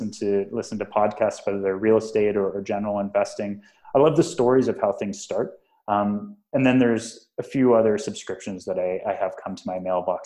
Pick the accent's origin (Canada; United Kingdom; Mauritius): Canada; Western Canada; moved away as an adult; also born or lived in Texas; now in Toronto, Canada; growing up in Western Canada